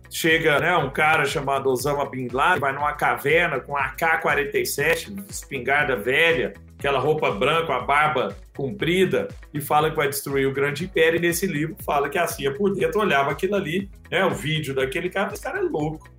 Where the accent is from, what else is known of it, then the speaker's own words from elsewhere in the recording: Brazil; nós brasileiros